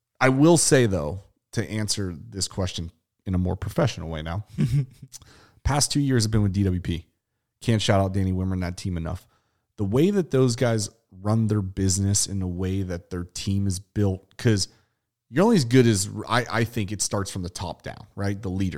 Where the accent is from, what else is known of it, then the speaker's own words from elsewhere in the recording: Pittsburgh, Pennsylvania, United States; where I come from Pittsburgh, PA, on the outskirts of Avella, PA